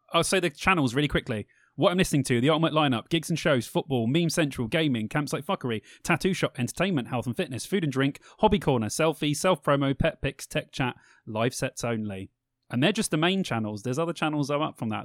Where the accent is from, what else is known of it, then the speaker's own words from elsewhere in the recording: England, United Kingdom; we're British